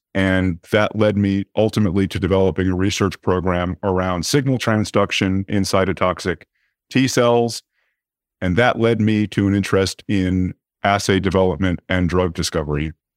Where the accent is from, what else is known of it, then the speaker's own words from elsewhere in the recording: New York City, New York, United States; I was born in New York City, grew up on the Upper East Side.